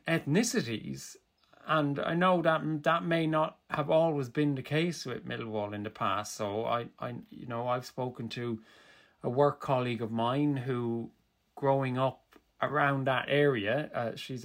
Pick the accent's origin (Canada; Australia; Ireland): Ireland; Kilkenny, Leinster; Kilkenny City, my hometown